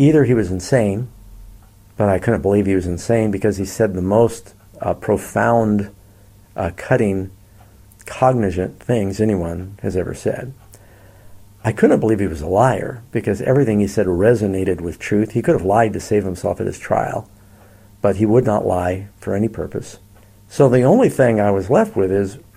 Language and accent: English; New York, United States; now in Northern California, United States; I'm from New York